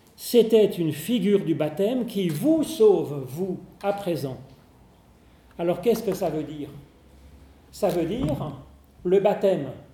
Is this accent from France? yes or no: no; Geneva, Switzerland; on est genevois